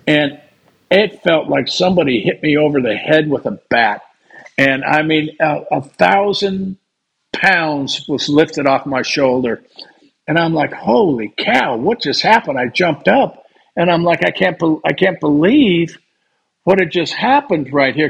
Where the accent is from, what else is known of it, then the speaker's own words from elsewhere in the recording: California, United States; I grew up in California